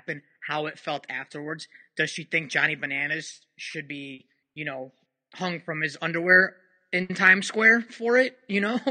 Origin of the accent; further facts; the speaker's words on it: Chicago, Illinois, United States; I'm from Chicago